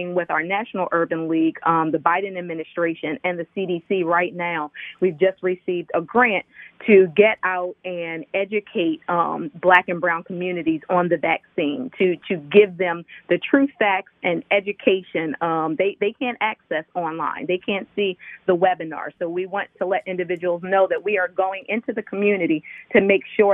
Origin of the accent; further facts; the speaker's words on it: Chester, Pennsylvania, United States; moved away; also born or lived in Delaware / Philadelphia; I was born in Chester and raised in Chester.